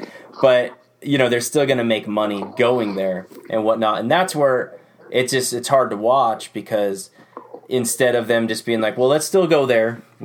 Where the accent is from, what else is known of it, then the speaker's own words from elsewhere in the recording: Pacific Northwest, United States; Like, I know growing up in the Northwest, you'd have two or three nationals in the Northwest every year.